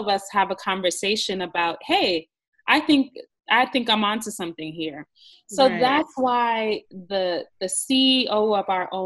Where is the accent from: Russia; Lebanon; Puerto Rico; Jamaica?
Jamaica; I'm from Jamaica